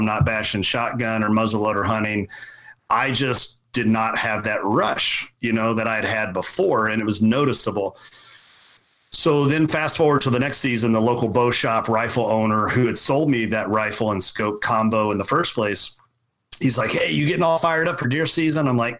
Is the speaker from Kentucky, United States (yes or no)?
yes; Kentucky, United States; So, you know, I grew up in Central Kentucky, very much farming